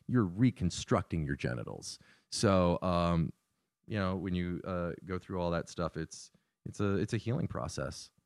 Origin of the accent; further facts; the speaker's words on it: Northern Virginia, United States; moved away; I'm from Northern Virginia